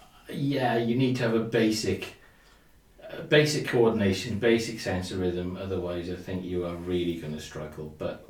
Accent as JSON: {"language": "English", "town": "Cwmbran", "region": "Wales", "country": "United Kingdom", "said": "So I'm from Cumbran"}